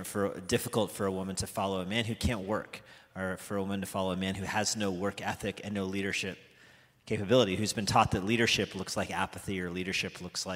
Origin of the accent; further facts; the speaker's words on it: United States; I'm American